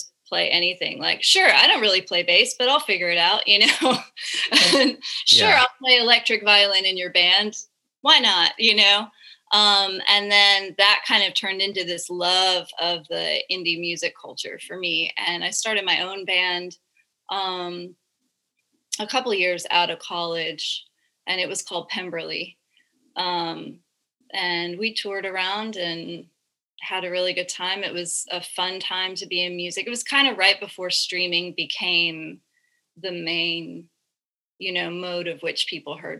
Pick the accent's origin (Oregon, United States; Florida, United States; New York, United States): Florida, United States; growing up in Florida in like the early and mid 2000s